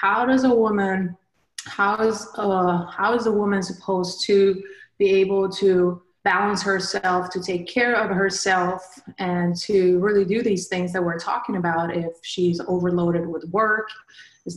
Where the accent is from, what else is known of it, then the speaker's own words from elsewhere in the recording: Sweden; moved away as an adult; now in United States; I grew up in Sweden